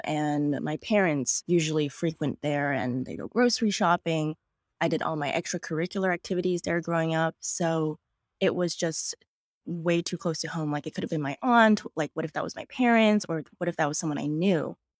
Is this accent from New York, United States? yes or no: yes; New York City, New York, United States; I was born and raised in Queens, New York. I am a native New Yorker